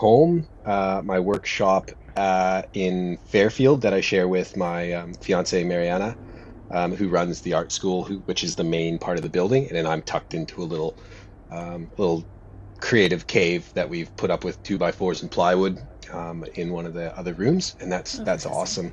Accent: Cariboo Chilcotin, British Columbia, Canada; now in Melbourne, Australia; I was born in Canada, in British Columbia, about halfway up the province in the Cariboo Chilcotin

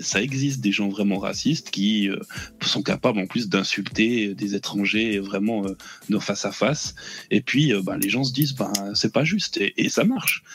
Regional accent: Switzerland; je suis suisse

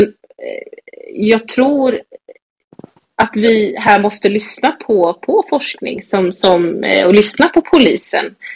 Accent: Gothenburg, Västra Götaland, Sweden; also born or lived in Stockholm; jag är ju från Backa i, på Hisingen här i Göteborg

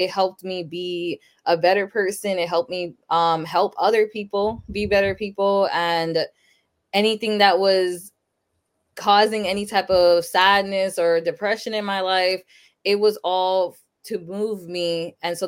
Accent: Sanford, Florida, United States; also born or lived in Lawrence, Massachusetts; I was born in Sanford, Florida, but then when I was about 6 months old, my parents moved to Massachusetts. So I lived in Lawrence, Massachusetts up until I was 10. So in 2006, I moved back to Florida, back to Sanford too. So I've been here since.

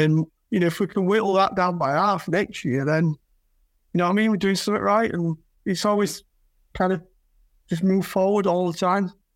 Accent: Yorkshire and the Humber, United Kingdom; I'm from Yorkshire

